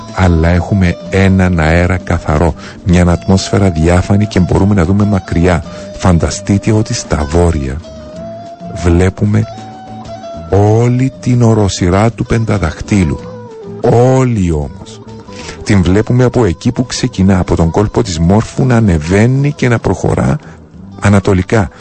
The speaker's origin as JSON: {"language": "Greek", "country": "Cyprus", "said": "Πληρότητα και περηφάνεια για τον τόπο μου"}